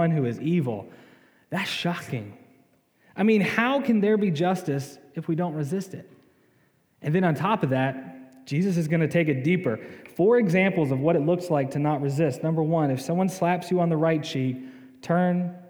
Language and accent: English; the South, United States; I'm from the South